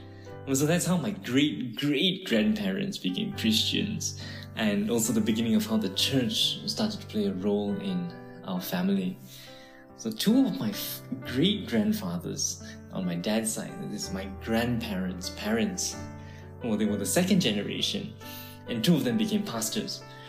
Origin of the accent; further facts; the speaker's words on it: Singapore; moved away as an adult; also born or lived in United States / Canada; I was born in Singapore in 1991. As far back as I can trace, I'm the fifth generation of Christians on my father's side of the family, and possibly the fourth generation on my mom's side.